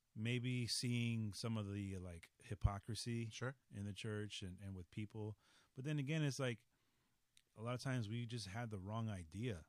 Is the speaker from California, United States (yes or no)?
yes; Los Angeles, California, United States; also born or lived in San Francisco; we moved from San Francisco. Mm-hmm. Uh, to Los Angeles